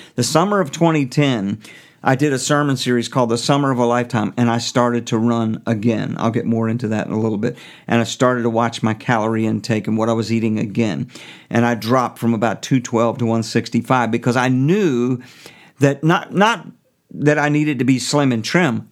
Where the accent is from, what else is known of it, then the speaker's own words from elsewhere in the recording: United States; I am an American